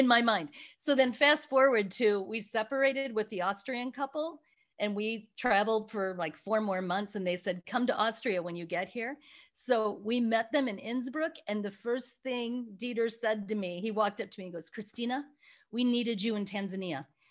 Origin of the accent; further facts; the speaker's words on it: Chicago area, Illinois, United States; moved away as an adult; also born or lived in Rwanda; now in California, United States; I'm originally from Chicago area. Um, I was living back in my little hometown